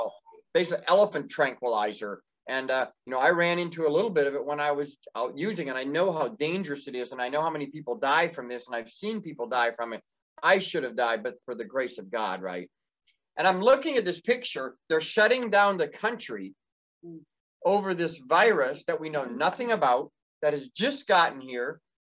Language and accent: English; Indiana, United States; moved away as an adult; I grew up in Indiana. That's where I was Amish and left in Indiana in March of 2012